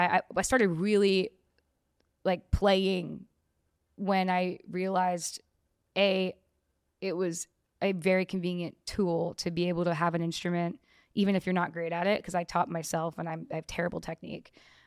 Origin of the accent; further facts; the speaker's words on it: New York, United States; also born or lived in New Jersey; now in Los Angeles, United States; New York. And Jersey, like a little bit of both. Started, I was born at Brooklyn, Long Island, yeah, for like half of my life, and then eventually Dirty Jersey.